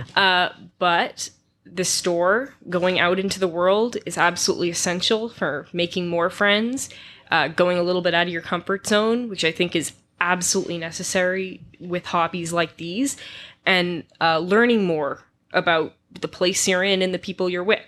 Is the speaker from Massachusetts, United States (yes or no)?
yes; Massachusetts, United States; I am from Massachusetts